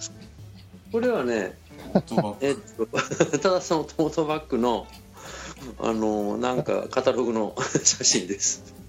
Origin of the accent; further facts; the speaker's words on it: Kyushu, Japan; 地元九州